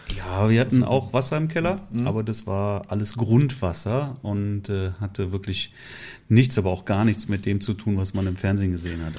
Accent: Leverkusen, North Rhine-Westphalia, Germany; meine Heimatstadt Leverkusen

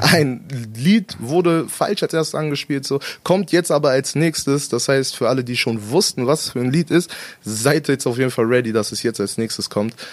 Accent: Salzgitter, Lower Saxony, Germany; wir sind in Salzgitter damals zusammen ja, aufgewachsen

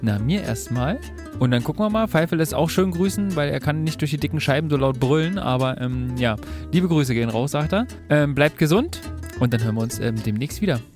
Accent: Berlin, Germany; wir Berliner

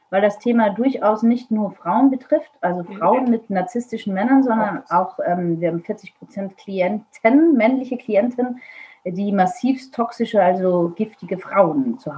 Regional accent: Vienna, Austria; born there; Ich bin gebürtige Wienerin.

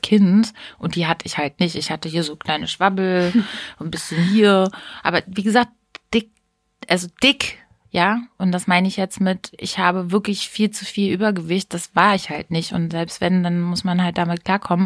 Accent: Hameln, Lower Saxony, Germany; also born or lived in Hanau; ich bin ja in, zwar in Hanau geboren, aber aufgewachsen bin ich in Hameln

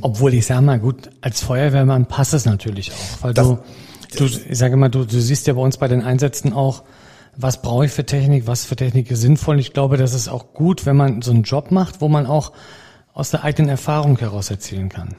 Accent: Mecklenburg-Vorpommern, Germany; bei uns in Mecklenburg-Vorpommern

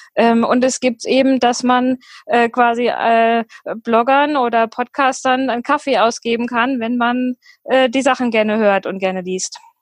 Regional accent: near Fulda, the Rhön, Hesse, Germany; moved away as an adult; also born or lived in Ireland / Düsseldorf / New Zealand / Ruhr area; now in Ruhpolding, Germany; ursprünglich stamme ich äh, aus der Nähe von Fulda, aus der Rhön äh, aus dem Dorf

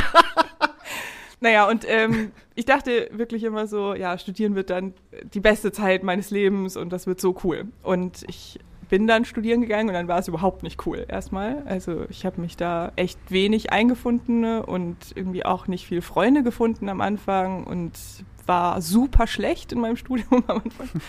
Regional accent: Upper Franconia, Bavaria, Germany; moved away as an adult; now in Hamburg, Germany; Ich komme aus Franken, Oberfranken

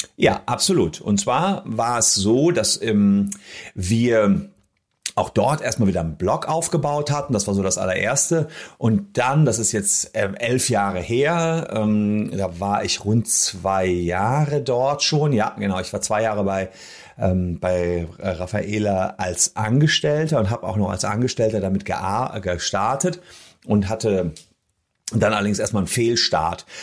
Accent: Gevelsberg, North Rhine-Westphalia, Germany; in Gefelsberg, der Heimatstadt, wo ich herkomme

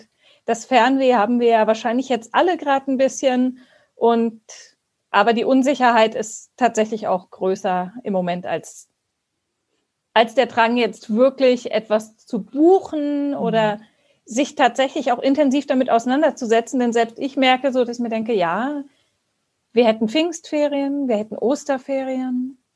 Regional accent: Baden-Württemberg, Germany; Ich komme aus Baden-Württemberg und ähm, da haben wir es so gemacht, dass wir, wir wohnen am Rand vom Schwarzwald

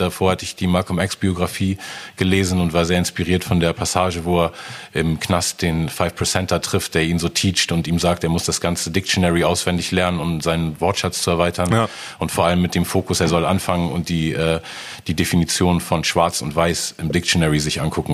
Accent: Hamburg, Germany; als Hamburger

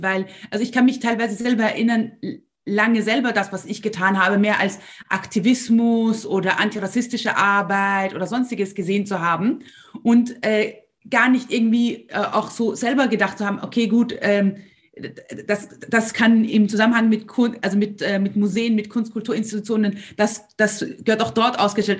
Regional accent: Austria; bei uns in Österreich

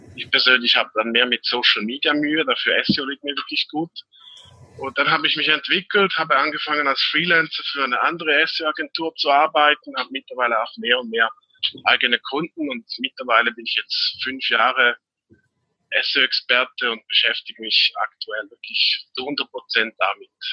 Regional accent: Switzerland; bin aus der Schweiz

